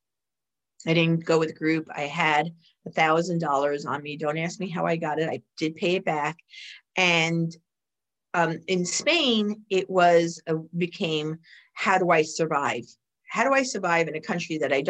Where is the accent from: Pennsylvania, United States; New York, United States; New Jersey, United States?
New York, United States; New York City; I grew up in the Bronx